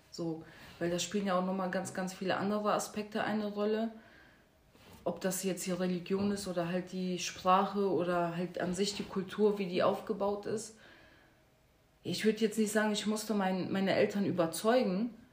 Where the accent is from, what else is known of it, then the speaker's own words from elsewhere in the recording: Duisburg, North Rhine-Westphalia, Germany; ich meine, ich komme aus Marxloh und Marxloh wurde ja sowieso als äh, Brennpunkt und als No-Go-Area ja vor ein paar Jahren betitelt